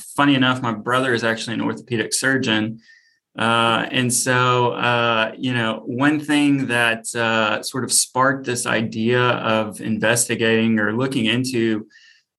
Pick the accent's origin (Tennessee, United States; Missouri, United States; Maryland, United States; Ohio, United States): Tennessee, United States; Memphis; now in Nashville, United States; I grew up in Memphis